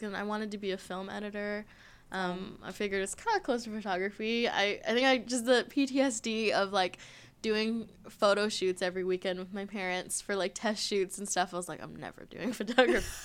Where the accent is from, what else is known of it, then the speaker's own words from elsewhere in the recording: Orange County, California, United States; now in San Diego, United States; I'm from Orange County, so nice. just kind of grew up there